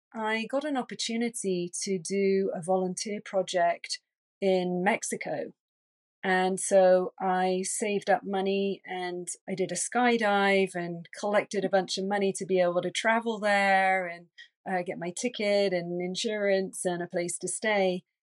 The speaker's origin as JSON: {"language": "English", "region": "England", "country": "United Kingdom", "also_born_or_lived": "London", "moved": "yes", "said": "I'm originally from England, and I was living in London"}